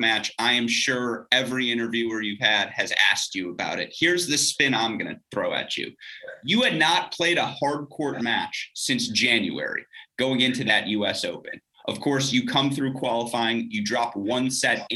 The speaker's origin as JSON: {"language": "English", "region": "Michigan", "country": "United States", "said": "I'm also from a northern state here in the U.S. in Michigan"}